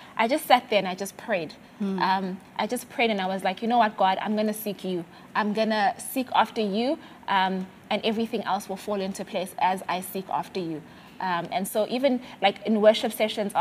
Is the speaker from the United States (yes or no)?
no; Mthatha, Eastern Cape, South Africa; moved away as an adult; also born or lived in Grahamstown, South Africa / South Korea; I grew up in Mtata, right? Small town